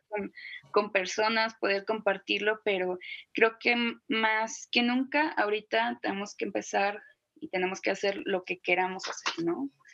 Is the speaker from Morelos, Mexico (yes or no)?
no; Guadalajara, Jalisco, Mexico; yo soy de Guadalajara